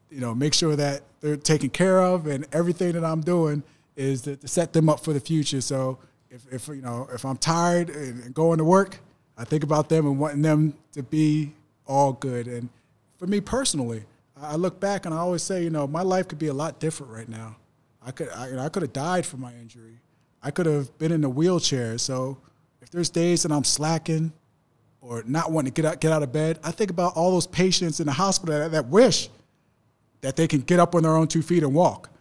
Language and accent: English; New Jersey, United States; I grew up in South Jersey